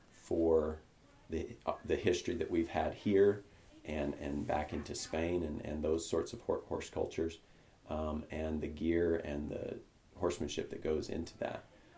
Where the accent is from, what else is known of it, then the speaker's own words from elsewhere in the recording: United States; like us to get together and we're American and we share a common culture and a common passion and stuff.